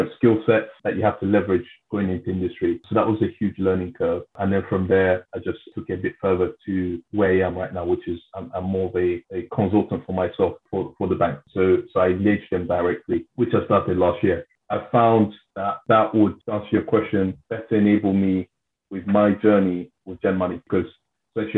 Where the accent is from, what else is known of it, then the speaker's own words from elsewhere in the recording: London, United Kingdom; in my community where I grew up in South London